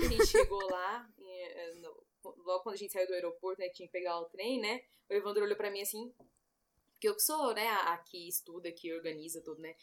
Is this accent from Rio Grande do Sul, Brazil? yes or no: no; São Paulo, Brazil; eu, São Paulo.